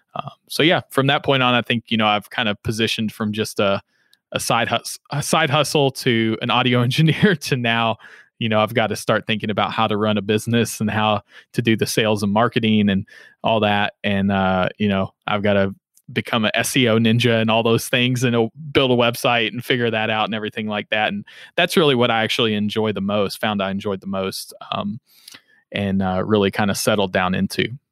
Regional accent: Henderson, Kentucky, United States; accent: southern drawl; now in Louisville, United States; I'm originally from Henderson, Kentucky, uh, which is in Western Kentucky

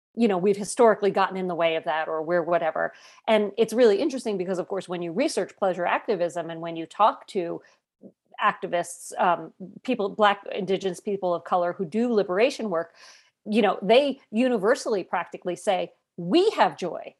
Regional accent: United States

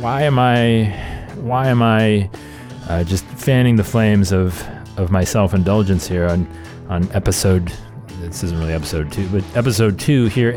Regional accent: Cleveland, Ohio, United States; Cleveland, my hometown

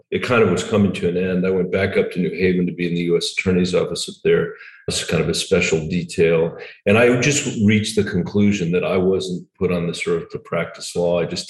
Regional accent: New Delhi, Delhi, India; born there; So even though I was born in New Delhi, I'm a natural born citizen.

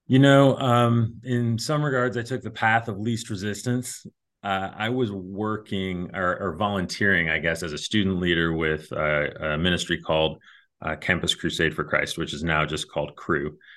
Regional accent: Cleveland, Ohio, United States; born there; also born or lived in Kentucky; I was born in Cleveland, Ohio. Grew up kind of moving around a lot, Ohio, Kentucky, a couple other states

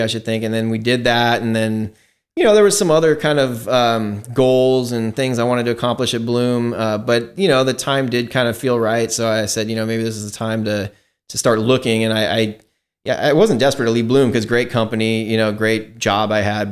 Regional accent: Seattle, Washington, United States; now in Livermore, United States; I grew up in Seattle, in Washington State

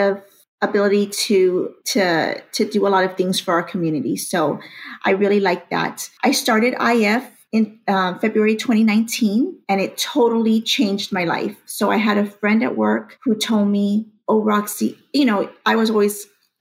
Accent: McAllen, Texas, United States; I'm from McAllen, Texas.

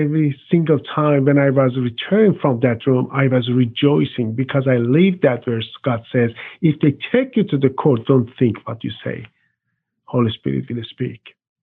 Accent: Iran; English is a second language; moved away as an adult; also born or lived in Cyprus; now in United States; I was born in Iran and I grew up as a strong Muslim. In 1997, I moved to Cyprus for work

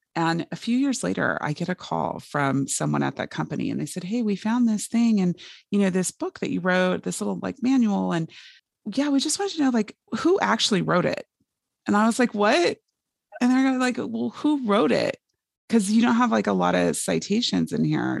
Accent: Fresno, California, United States; I grew up in Fresno, California

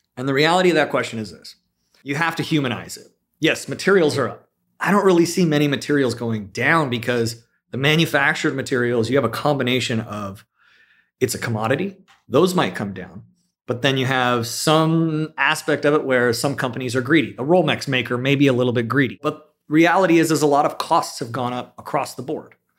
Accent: South Bay, California, United States; also born or lived in San Luis Obispo; I grew up in the South Bay, very similarly to, um, Richard

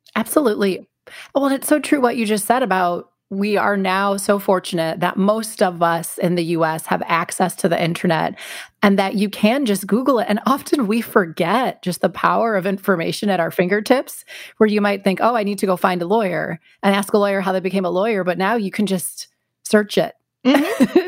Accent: outside Milwaukee, Wisconsin, United States; moved away as an adult; also born or lived in Washington, D.C.; I grew up in the Midwest. I grew up right outside Milwaukee

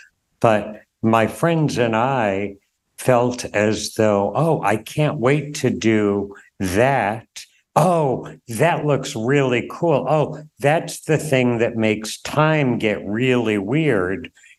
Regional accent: Durham, New Hampshire, United States; so I grew up in Durham, college town, a buddy and I went door to door in Williamson Hall, a residential dorm

